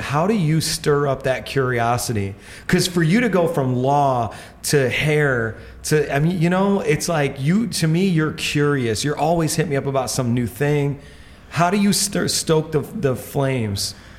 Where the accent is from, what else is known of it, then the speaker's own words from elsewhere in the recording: Indiana, United States; now in New York, United States; I'm from Indiana